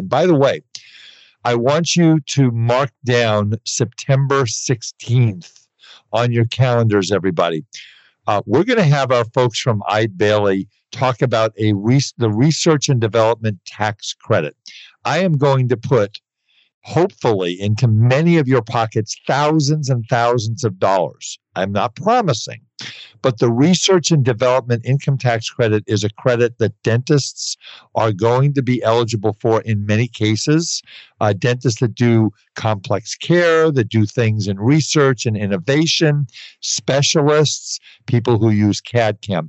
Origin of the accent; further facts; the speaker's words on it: New York City, New York, United States; now in Southern California, United States; I grew up in Brooklyn